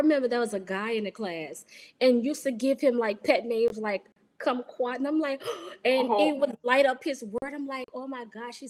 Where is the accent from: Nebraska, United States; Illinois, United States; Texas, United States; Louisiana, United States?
Louisiana, United States; New Orleans